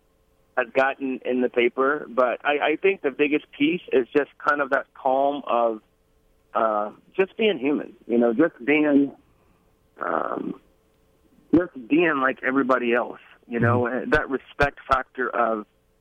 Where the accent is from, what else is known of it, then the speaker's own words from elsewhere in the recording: Brookhaven, Mississippi, United States; I grew up in Mississippi